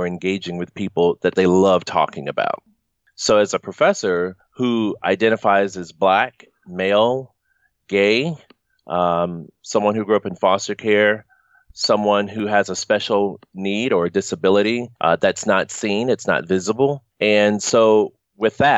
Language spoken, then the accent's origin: English; the South, United States; moved away; I'm from the South